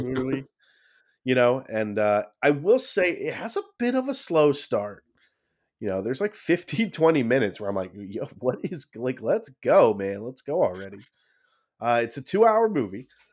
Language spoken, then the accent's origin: English; United States; we're American